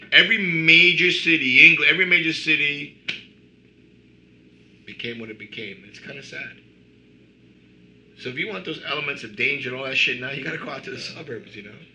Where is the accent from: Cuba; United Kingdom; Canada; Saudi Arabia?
Cuba; also born or lived in Queens, New York / New Jersey; now in United States; we grew up especially I came from Cuba, you know, and I grew up in, in bad neighborhoods, struggling.